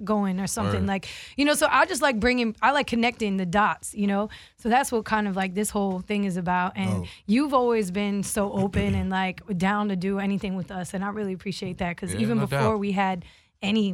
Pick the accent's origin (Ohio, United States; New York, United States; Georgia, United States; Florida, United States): Florida, United States; Miami; I'm from Miami.